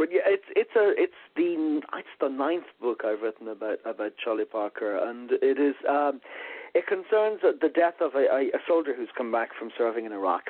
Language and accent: English; Ireland; accent: Irish; moved away as an adult; they heard my accent, and they thought, you know, this was at a time when Irish people were still blowing stuff up a lot. And I think they'd heard my accent